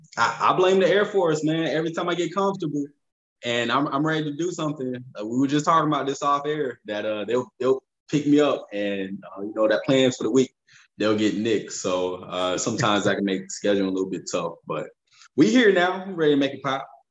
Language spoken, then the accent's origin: English; Fayetteville, North Carolina, United States; moved away as an adult; now in Los Angeles, United States; I'm from Fayetteville, North Carolina